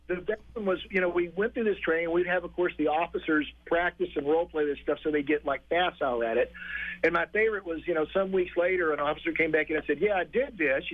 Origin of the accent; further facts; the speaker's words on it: Texas, United States; moved away as an adult; also born or lived in Boston / New Hampshire; so I grew up in Texas. I lived there for the first 35 years of my life, and then I came to Boston